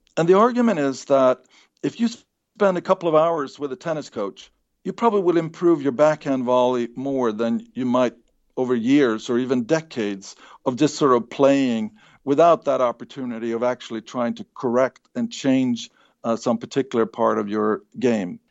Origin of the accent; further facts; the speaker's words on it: Sweden; moved away; I grew up in Sweden